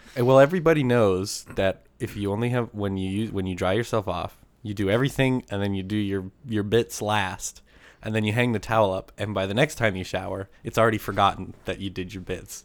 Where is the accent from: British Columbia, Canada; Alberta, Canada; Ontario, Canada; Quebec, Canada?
Alberta, Canada; Bow River; born or raised there